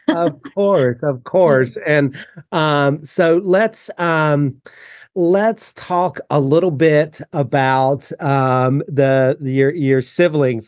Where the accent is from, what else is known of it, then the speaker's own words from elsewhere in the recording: United States; moved away; I grew up only about three hours south of there